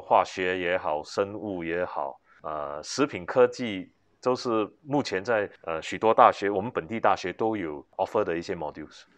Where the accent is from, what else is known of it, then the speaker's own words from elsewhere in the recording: Singapore; 家里就是做食品的，我从小是在，呃，小贩中心长大，因为是外公外婆带大的，呃，是卖拉萨